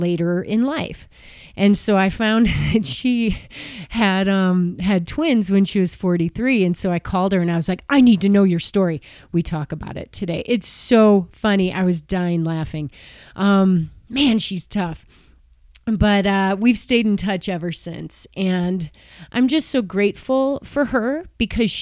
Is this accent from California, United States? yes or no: no; Chicago, Illinois, United States; I grew up in Chicago, competitively swimming